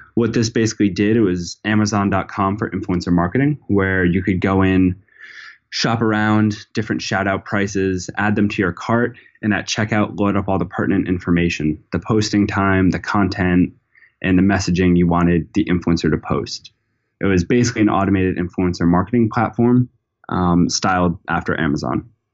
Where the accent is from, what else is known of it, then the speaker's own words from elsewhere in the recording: Narragansett, Rhode Island, United States; I'm from Narragansett, Rhode Island, which is, you know, a small town